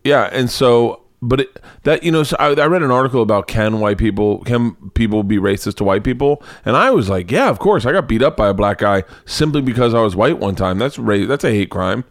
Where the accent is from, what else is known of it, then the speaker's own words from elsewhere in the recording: the South, United States; I grew up in the South